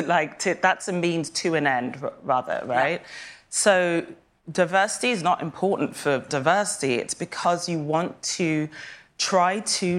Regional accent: Kenya; born there; also born or lived in Saint Kitts and Nevis; I was born in Kenya, in a very rural, specific part of Kenya, to a mother who wasn't Kenyan and everyone else was.

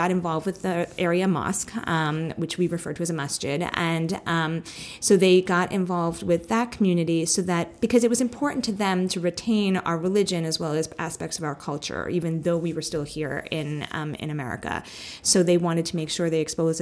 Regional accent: New York City, New York, United States; I was born and raised in Staten Island, New York, which is a pretty conservative area of New York City

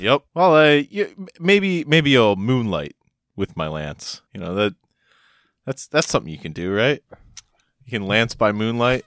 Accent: Maryland, United States; also born or lived in Delaware; I lived my whole life in Maryland and went to school there

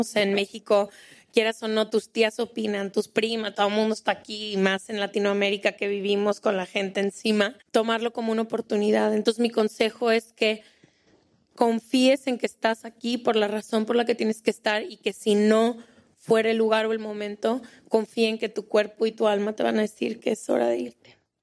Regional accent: Colombia; moved away as an adult; now in Spain; Soy de Colombia, llevo cinco años en España

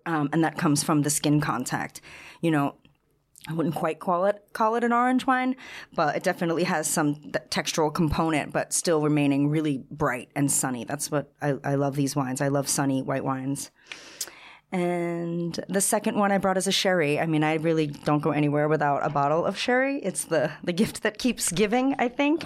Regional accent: Long Island, New York, United States; moved away as an adult; also born or lived in East Village, New York City / Seville, Spain; I'm originally from Long Island.

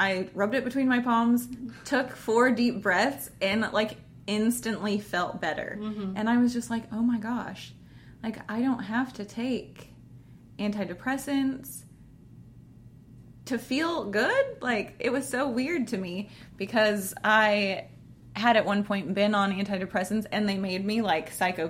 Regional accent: Kansas, United States; also born or lived in Arizona; I was from Arizona, grew up in Kansas, and everybody around here, for the most part, believes the same things

